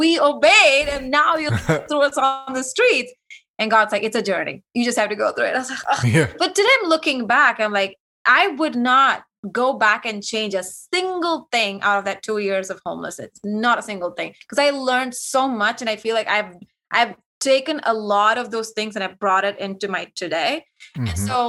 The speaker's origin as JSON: {"language": "English", "country": "India", "accent": "Indian", "second_language": "English", "said": "I had a very thick Indian accent because I felt so insecure and absolutely not confident at all because of the way I speak, the way I look."}